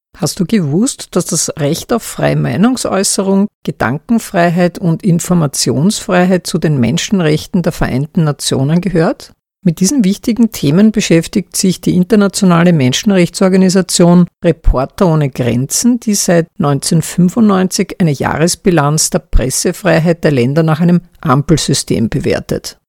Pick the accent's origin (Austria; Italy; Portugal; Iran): Austria; Mein Heimatland Österreich